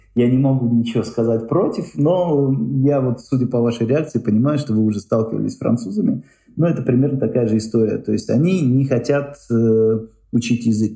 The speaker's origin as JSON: {"language": "Russian", "region": "Tashkent", "country": "Uzbekistan", "tie": "born or raised there", "moved": "as an adult", "lives_now": "Belgium", "said": "Я там родился, вырос, это мой родной город"}